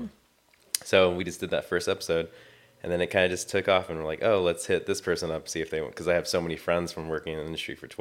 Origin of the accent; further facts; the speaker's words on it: Long Beach, California, United States; I'm from Long Beach, California. I've been living here my whole entire life.